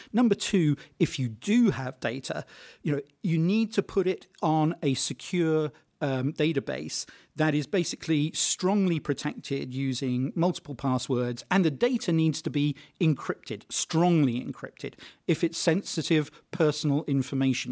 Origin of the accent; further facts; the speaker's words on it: United Kingdom; I'm British